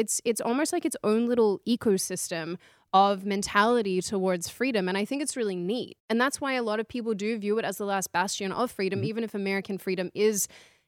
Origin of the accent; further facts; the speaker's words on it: Australia; as an Australian